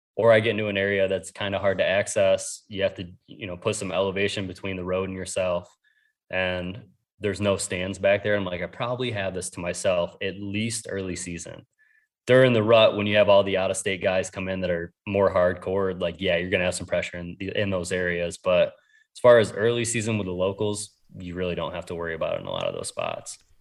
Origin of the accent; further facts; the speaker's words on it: New York, United States; now in Ohio, United States; I grew up in New York